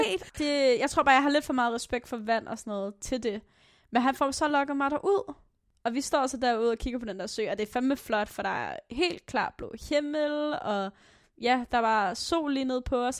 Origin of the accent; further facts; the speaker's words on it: Aalborg, North Denmark Region, Denmark; jeg er fra Aalborg Øst